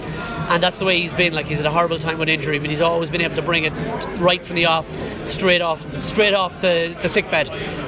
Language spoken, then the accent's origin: English; Mayo, Connacht, Ireland; now in Headford, Ireland; Mayo, and now Headford.